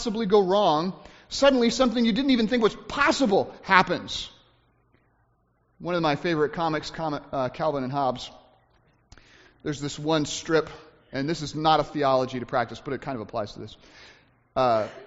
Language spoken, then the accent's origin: English; United States; us as American Christians